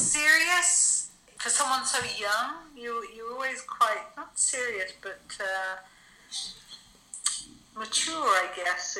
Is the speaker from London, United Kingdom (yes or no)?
yes; London, United Kingdom; moved away as an adult; also born or lived in Israel; I grew up in London up until the age of 18. And then I moved to Israel